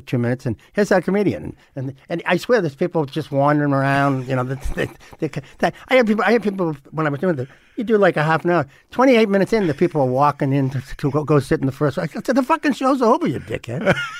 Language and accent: English; Boston, Massachusetts, United States; I grew up in West Roxbury